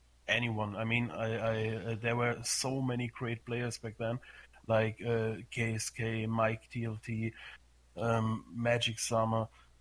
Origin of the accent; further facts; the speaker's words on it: Germany; I'm from Germany